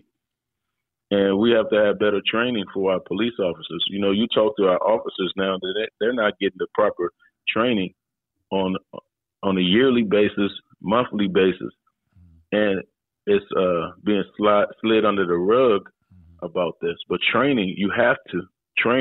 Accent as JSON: {"language": "English", "town": "Washington", "region": "District of Columbia", "country": "United States", "tie": "born or raised there", "said": "I grew up in Washington, D.C."}